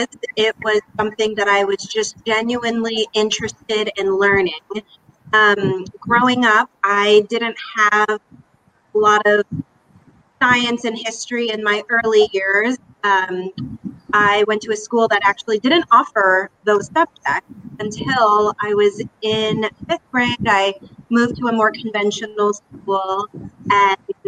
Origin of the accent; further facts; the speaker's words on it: Dallas, Texas, United States; moved away as an adult; also born or lived in Philadelphia / New York; I grew up in Dallas, Texas